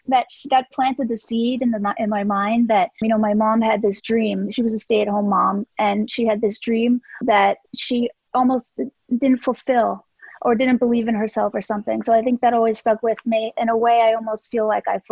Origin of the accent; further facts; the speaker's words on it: Southern California, United States; I grew up in Southern California.